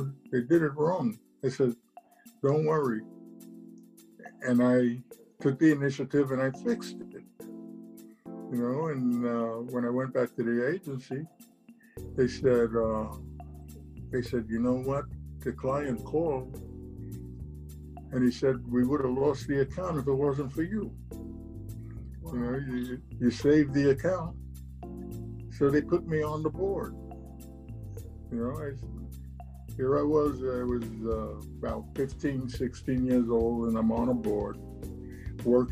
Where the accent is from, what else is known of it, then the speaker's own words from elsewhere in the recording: New York City, New York, United States; moved away; also born or lived in Atlanta; I was born and raised in Brooklyn, you know, Puerto Rican family